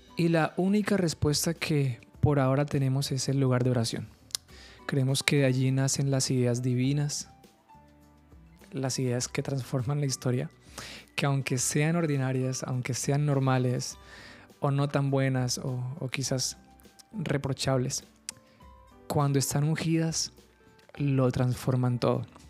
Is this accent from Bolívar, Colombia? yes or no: yes; Carmen de Bolívar, Bolívar, Colombia; moved away as an adult; also born or lived in Bogotá; now in Cartagena, Colombia; yo nací en Bogotá, eh, me crié en un pueblo que se llama Carmen de Bolívar